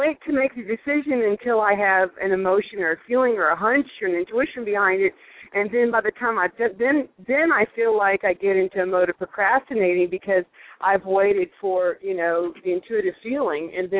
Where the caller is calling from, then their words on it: Texas, United States; I'm calling from Texas.